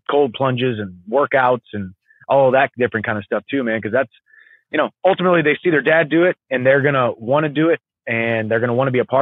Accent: a small town south of St. Louis, Missouri, United States; now in Nashville, United States; I grew up in the woods in a small town south of St. Louis, Missouri

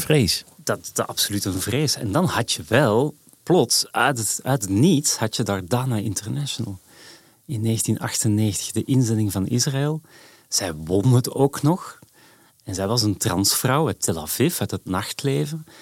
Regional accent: Edegem, Flanders, Belgium; moved away as an adult; also born or lived in Antwerp; now in Amsterdam, Netherlands; dat is de zuidrand van Antwerpen

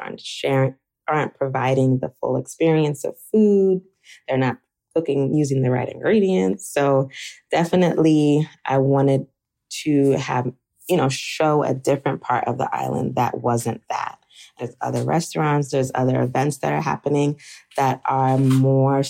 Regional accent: United States; I grew up in America, my mom and dad also

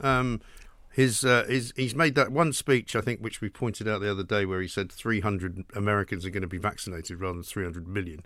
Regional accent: England, United Kingdom; we're from England

